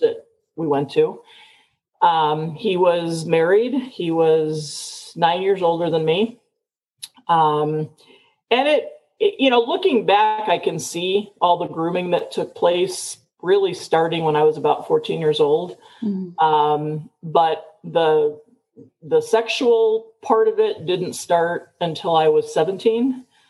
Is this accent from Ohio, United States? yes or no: no; Chicago, Illinois, United States; moved away as an adult; now in Tucson, United States; I was born and raised in Chicago, never liked the big city